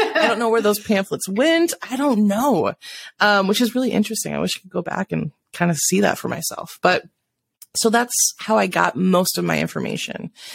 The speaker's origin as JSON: {"language": "English", "region": "South Dakota", "country": "United States", "tie": "born or raised there", "also_born_or_lived": "Washington", "moved": "yes", "said": "I grew up in South Dakota, spent half my life out in Washington, uh, and just came back a couple years ago"}